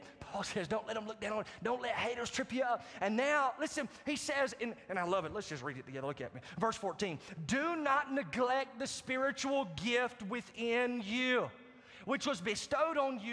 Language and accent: English; Marietta, United States; My hometown church pastor from Marietta